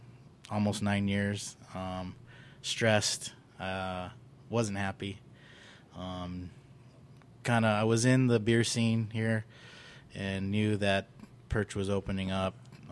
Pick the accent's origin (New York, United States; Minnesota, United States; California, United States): California, United States; San Diego; moved away as an adult; also born or lived in Long Beach; now in Arizona, United States; I'm from San Diego, but went to Long Beach State.